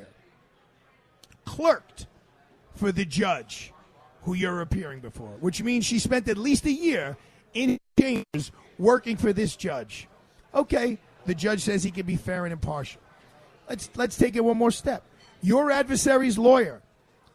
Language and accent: English; New York City, New York, United States; as a New York City resident